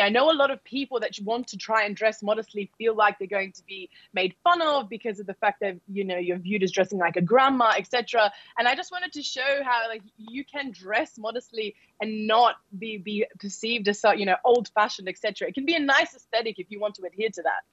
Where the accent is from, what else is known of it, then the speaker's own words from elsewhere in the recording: Australia; I'm born in Australia